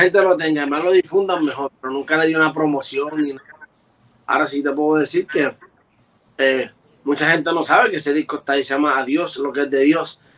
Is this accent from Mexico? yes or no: no; Puerto Rico; Yo soy del área de Cantera